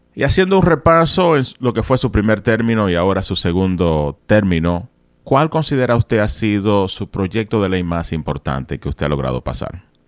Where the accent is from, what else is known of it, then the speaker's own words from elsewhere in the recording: Dominican Republic; Yo soy de República Dominicana